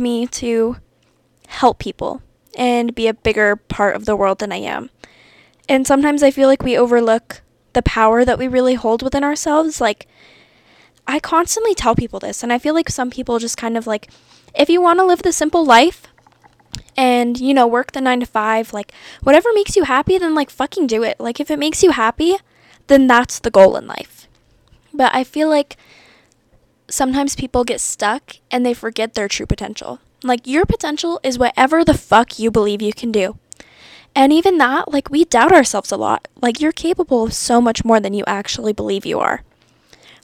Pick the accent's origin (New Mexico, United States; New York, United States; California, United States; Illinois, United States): New Mexico, United States; Santa Fe; now in Las Cruces, United States; I'm from Santa Fe, New Mexico. I was raised a Yeehaw.